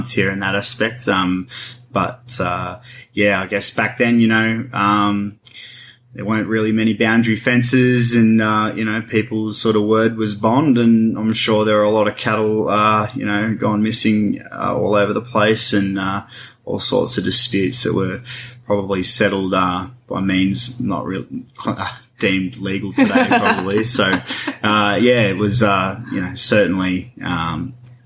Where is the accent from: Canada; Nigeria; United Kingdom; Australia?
Australia; Deepwell Station, Northern Territory; I grew up on Deepwell Station